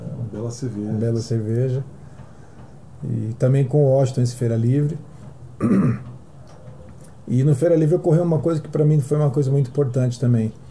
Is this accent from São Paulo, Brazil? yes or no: no; Rio de Janeiro, Brazil; born there; eu nasci no mato, na época no Rio de Janeiro, né?